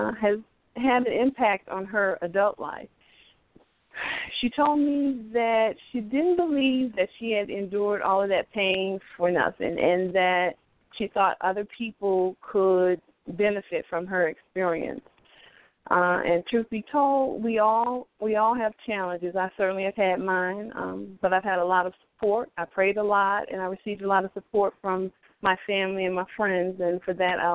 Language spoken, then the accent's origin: English; Selma, Alabama, United States; now in Baltimore, United States; I was born in Selma, Alabama, and I currently live in Baltimore, Maryland